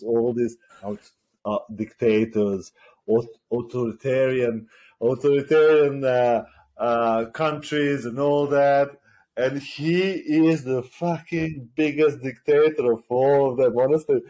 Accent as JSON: {"language": "English", "country": "Serbia", "tie": "born or raised there", "moved": "as an adult", "lives_now": "United Kingdom", "said": "I class myself more as Serbian because I grew up in Serbia for like 20 odd years. And I live here like just over 10 years or so"}